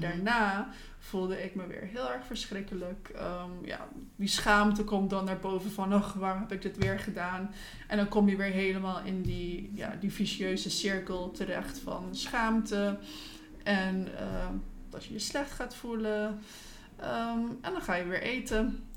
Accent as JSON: {"language": "Dutch", "country": "Curaçao", "tie": "born or raised there", "also_born_or_lived": "Netherlands", "said": "ik kom oorspronkelijk uit Curaçao. Daar ben ik geboren en getogen."}